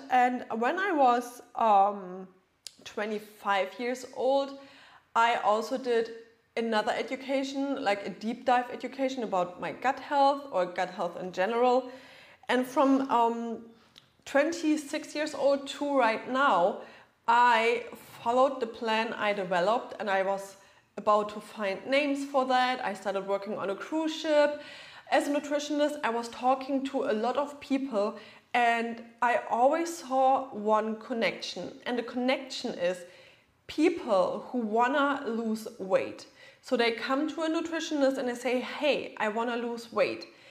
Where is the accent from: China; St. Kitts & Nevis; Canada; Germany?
Germany; moved away as an adult; now in Florida, United States; I'm originally from Germany, right? But I live in Florida right now